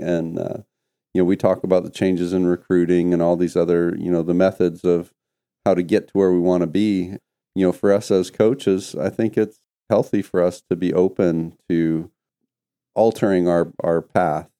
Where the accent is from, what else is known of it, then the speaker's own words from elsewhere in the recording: Canada; moved away; myself growing up in Canada